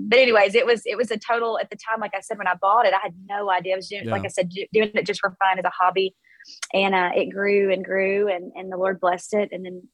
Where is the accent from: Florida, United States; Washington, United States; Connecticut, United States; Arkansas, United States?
Arkansas, United States; South; I grew up in South Arkansas in a tiny little town in the sticks